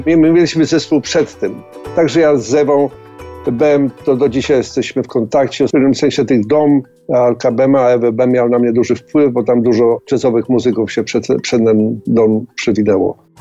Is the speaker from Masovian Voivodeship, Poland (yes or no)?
yes; Warsaw, Masovian Voivodeship, Poland; moved away as an adult; also born or lived in Paris, France; now in Australia; ja się wychowałem i urodziłem w Warszawie